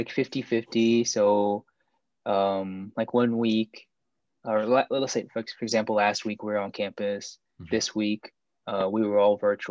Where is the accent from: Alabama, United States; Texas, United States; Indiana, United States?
Alabama, United States; Pelham; also born or lived in Busan, South Korea; I grew up in Alabama, and I guess a relatively small town. It's called Pelham. It's just south of Birmingham